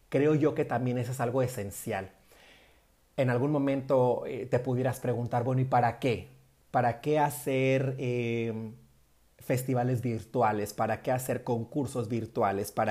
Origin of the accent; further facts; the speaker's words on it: northern Mexico, Mexico; en nuestro caso particular, por ejemplo, que somos norteños, cuando suenan los acordeones